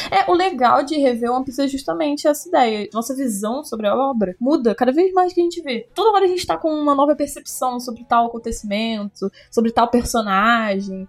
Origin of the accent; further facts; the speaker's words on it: Rio de Janeiro, Brazil; accent: carioca; Também sou carioca